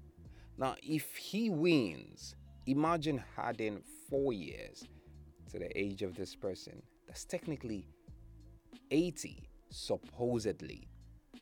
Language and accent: English; Nigeria; I live in Nigeria, I am a Nigerian